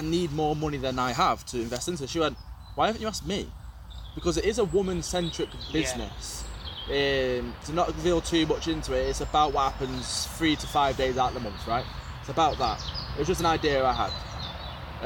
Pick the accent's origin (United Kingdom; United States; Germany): United Kingdom; we're British.